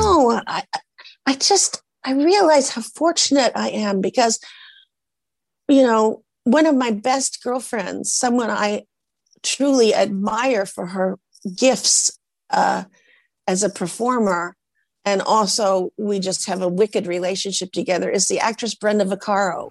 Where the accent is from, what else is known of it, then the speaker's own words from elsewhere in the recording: Portland, Oregon, United States; I come from Portland, Oregon, from the Norwegians